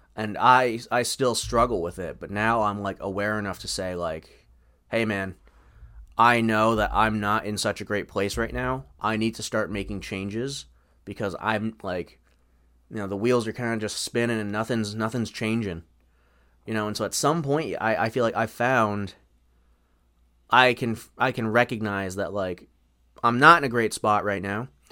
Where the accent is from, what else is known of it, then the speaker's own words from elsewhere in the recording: Farmington, United States; my hometown, Farmington.